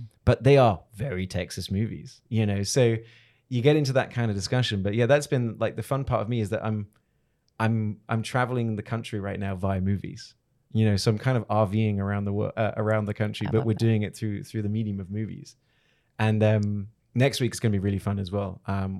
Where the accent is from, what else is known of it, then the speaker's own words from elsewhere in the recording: Hong Kong; born there; Then I was born in Hong Kong.